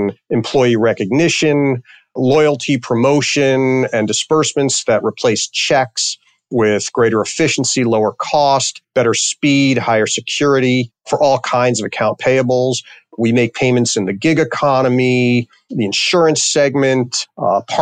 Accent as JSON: {"language": "English", "town": "New York City", "region": "New York", "country": "United States", "tie": "born or raised there", "also_born_or_lived": "Connecticut / Washington, D.C.", "moved": "yes", "lives_now": "Chicago area, United States", "said": "I grew up in New York City in Queens."}